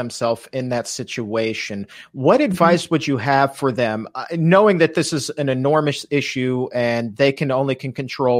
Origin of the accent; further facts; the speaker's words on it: Southern Virginia, United States; I'm from Southern Virginia myself